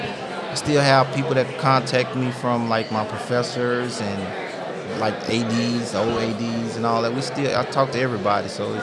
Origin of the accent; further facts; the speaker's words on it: Baton Rouge, Louisiana, United States; moved away as an adult; I'm from Baton Rouge, Louisiana